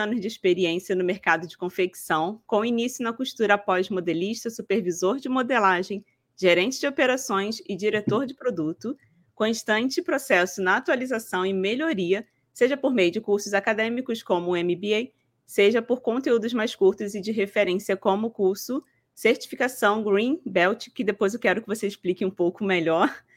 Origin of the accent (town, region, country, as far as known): Rio de Janeiro, Brazil; now in Paraná, Brazil